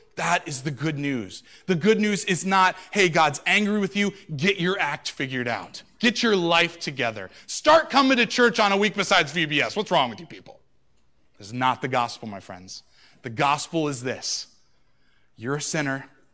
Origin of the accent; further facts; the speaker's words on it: United States; I'm an American